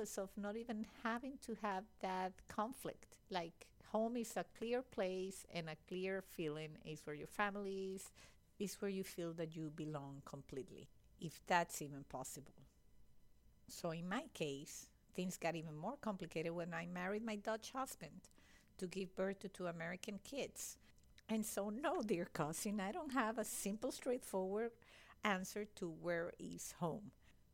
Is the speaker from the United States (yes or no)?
no; Venezuela; moved away; also born or lived in Italy; I'm Venezuelan. I was born there.